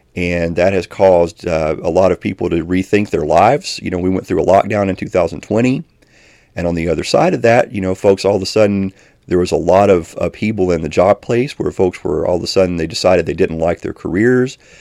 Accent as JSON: {"language": "English", "town": "Elkhorn City", "region": "Kentucky", "country": "United States", "tie": "born or raised there", "moved": "yes", "said": "a church in my hometown, which I'm originally from Elkhorn City in Kentucky"}